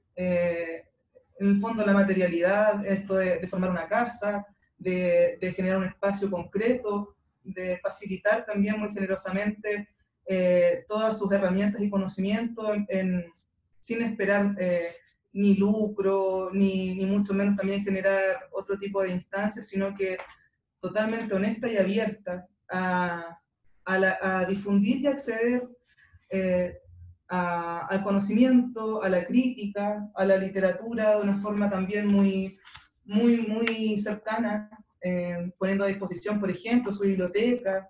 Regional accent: Talcahuano, Biobío, Chile; moved away as an adult; yo soy de Talcahuano, eh, estaba viviendo ahí hasta el año 2014, final de 2014.

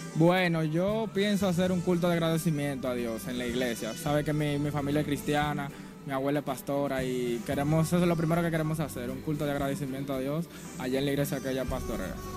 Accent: Guaymate, La Romana, Dominican Republic; Yo vengo de Guaymate, de las romanas

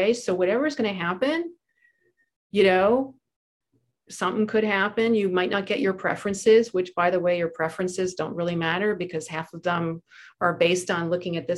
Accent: New Jersey, United States; my hometown in New Jersey.

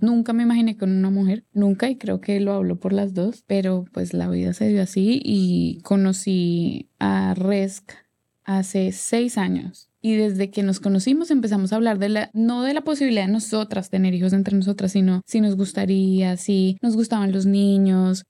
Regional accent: Colombia; now in Atlanta, United States; soy cantante y compositora orgullosamente colombiana. En este momento vivo en Atlanta, en Estados Unidos.

